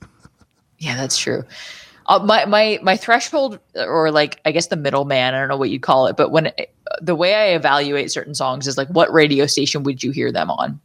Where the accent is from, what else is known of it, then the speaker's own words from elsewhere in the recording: Deep River, Ontario, Canada; also born or lived in Arnprior, Ontario; I grew up in Deep River and then we moved to Arm Prior.